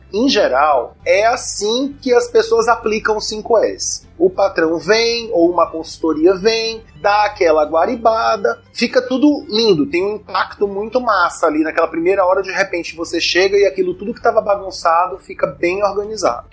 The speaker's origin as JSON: {"language": "Portuguese", "region": "Maranhão", "country": "Brazil", "also_born_or_lived": "São Paulo", "said": "regressando aqui para o Maranhão"}